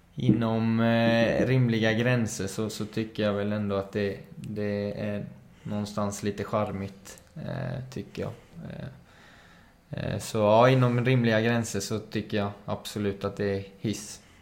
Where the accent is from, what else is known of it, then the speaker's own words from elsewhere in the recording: Málaga, Marbella, Andalusia, Spain; now in Sweden; är uppväxt i Spanien så det är mycket kaffe con leche där